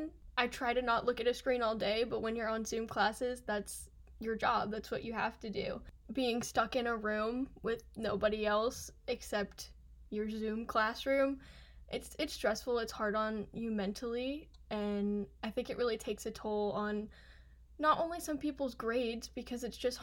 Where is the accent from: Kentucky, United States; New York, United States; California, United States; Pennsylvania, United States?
Kentucky, United States; moved away as an adult; now in Philadelphia, United States; I'm from Kentucky, so Philly was a big jump